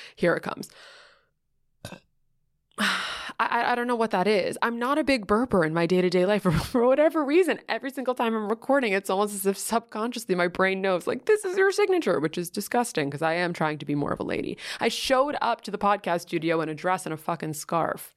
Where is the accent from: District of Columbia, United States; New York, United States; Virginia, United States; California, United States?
New York, United States; New York City; I grew up in Greenwich Village